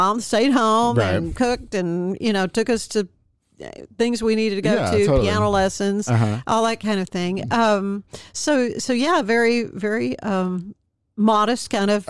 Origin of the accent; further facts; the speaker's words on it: Waco, Texas, United States; Well, I am a native Wacoan.